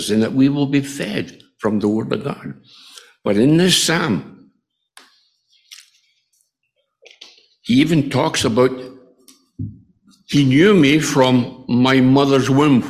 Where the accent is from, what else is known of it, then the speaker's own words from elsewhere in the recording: Scotland, United Kingdom; moved away; my hometown in Scotland